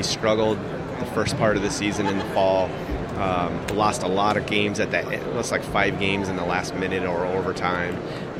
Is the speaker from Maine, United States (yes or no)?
no; Los Angeles, California, United States; I grew up in Los Angeles